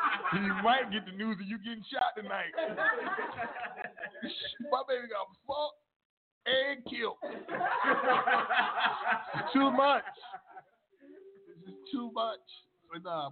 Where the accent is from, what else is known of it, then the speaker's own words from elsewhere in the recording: Newark, New Jersey, United States; moved away; I'm from Newark